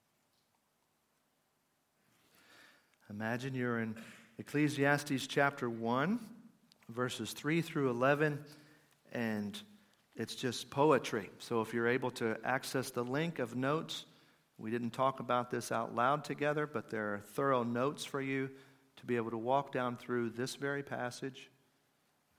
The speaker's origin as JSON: {"language": "English", "country": "United States", "said": "as an American"}